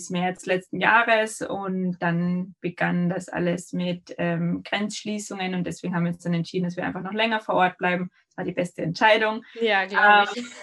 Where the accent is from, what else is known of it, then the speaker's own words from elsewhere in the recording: Austria; also ich komme aus Österreich